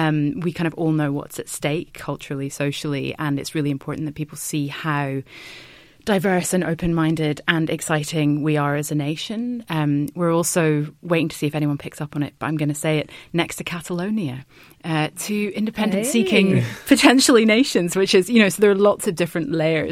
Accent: Scotland, United Kingdom; We're both incredibly proud to be representing Scotland. I'm Scottish, so I don't really sound it.

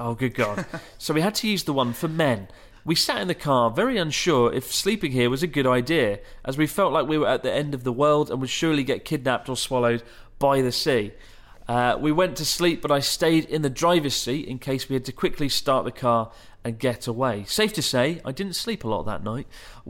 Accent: Germany; I'm a teacher from Germany.

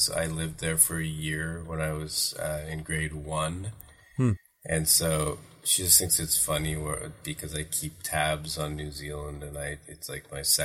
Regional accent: Thornhill, Ontario, Canada; now in Toronto, Canada; I grew up in Thornhill, which is, you know, north of Steeles and Yonge

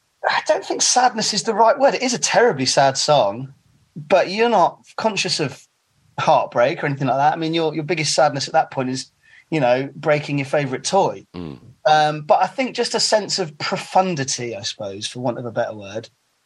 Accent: Bristol, South West England, United Kingdom; Yeah, Bristol's Bristol. It's a very special place. I wouldn't necessarily choose for my son to grow up there, because there's a lot of problems.

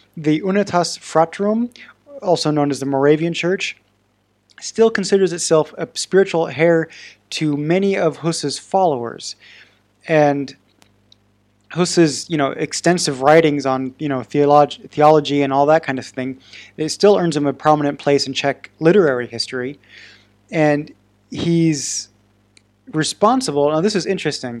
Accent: Oregon, United States; I'm from Oregon

